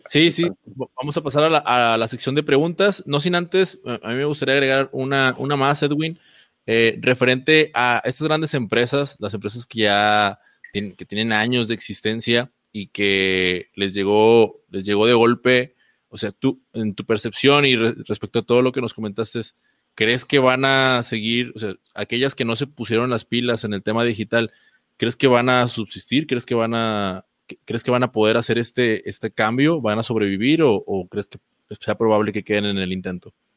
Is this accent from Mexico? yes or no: yes; Mexico; como mexicanos